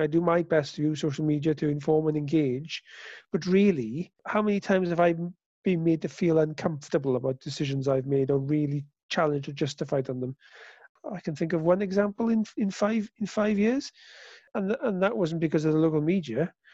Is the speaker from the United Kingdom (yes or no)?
yes; Wales, United Kingdom; I'm proudly Welsh. You know, I've made my career in Wales, not in London